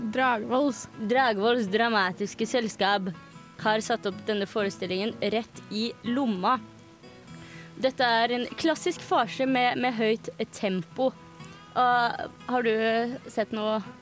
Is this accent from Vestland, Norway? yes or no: no; Larvik, Vestfold, Norway; now in Trondheim, Norway; hjemme i Larvik